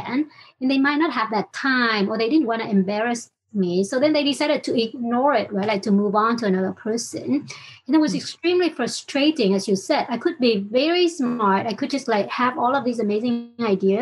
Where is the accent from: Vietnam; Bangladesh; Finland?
Vietnam; English is a second language; moved away as an adult; also born or lived in United States; I was born and raised in Vietnam. So learning English has been a big part of my journey